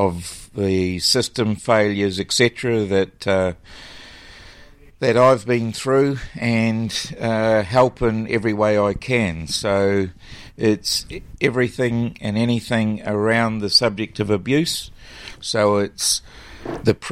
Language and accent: English; Mosgiel, Otago, New Zealand; moved away as an adult; also born or lived in Wellington, New Zealand / Auckland, New Zealand / Dunedin, New Zealand; I'm born and bred in Mosgiel